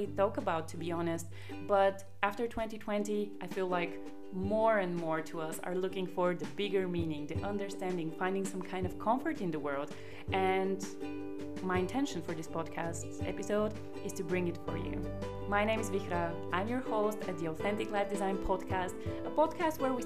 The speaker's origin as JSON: {"language": "English", "country": "Bulgaria", "also_born_or_lived": "Germany", "moved": "as an adult", "said": "I feel that I am maybe 80% Bulgarian because I originally come from Bulgaria."}